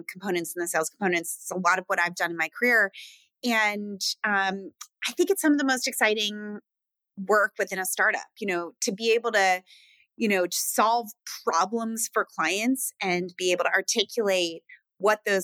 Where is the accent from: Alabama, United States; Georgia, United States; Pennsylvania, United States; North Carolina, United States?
Pennsylvania, United States; Philadelphia; also born or lived in Seattle, Washington; I was born in Philadelphia. I lived in Philadelphia, outside of Philadelphia with my mom.